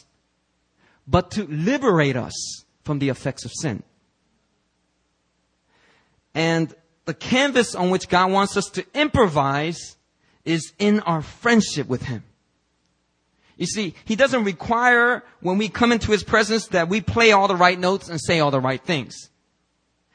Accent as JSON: {"language": "English", "town": "Philadelphia", "region": "Pennsylvania", "country": "United States", "tie": "born or raised there", "moved": "yes", "lives_now": "South Korea", "said": "I grew up in Philadelphia, and we didn't have that much money"}